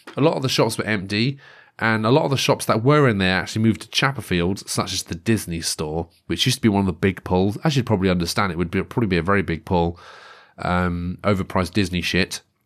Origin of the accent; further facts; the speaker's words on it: Great Yarmouth, East of England, United Kingdom; moved away; I grew up near Great Yarmouth.